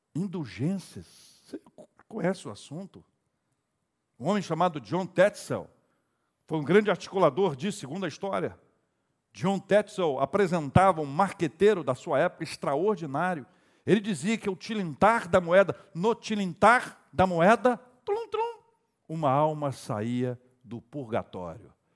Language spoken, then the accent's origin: Portuguese; Cachoeiro de Itapemirim, Espírito Santo, Brazil; moved away as an adult; also born or lived in Vitória / Campinas; eu sou de Cachoeira de Itapemirim, morava em Vitória